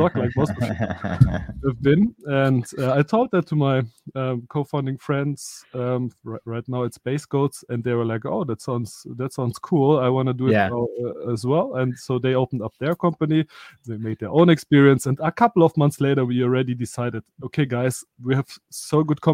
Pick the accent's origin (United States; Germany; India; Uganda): Germany; also born or lived in Soviet Union / Stuttgart; I was born in the Soviet Union. I come to Europe, like, or to Germany. So we are based in Germany with 4 years. So basically, I'm a German living here in Germany